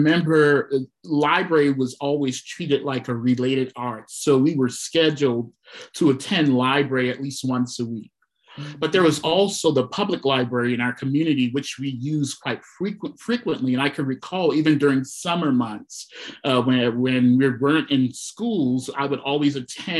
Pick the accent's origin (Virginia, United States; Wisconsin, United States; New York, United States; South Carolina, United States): South Carolina, United States; I'm from South Carolina